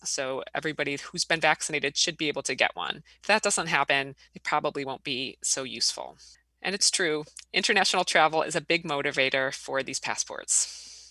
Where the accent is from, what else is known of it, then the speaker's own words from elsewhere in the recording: Illinois, United States; now in Wisconsin, United States; I grew up in Illinois